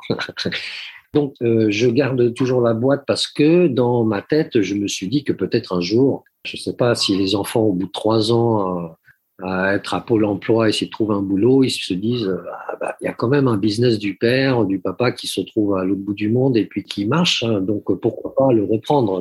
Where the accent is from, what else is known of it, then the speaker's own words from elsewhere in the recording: Switzerland; moved away as an adult; also born or lived in France; now in Cambodia; je suis né en Suisse, j'ai grandi en Suisse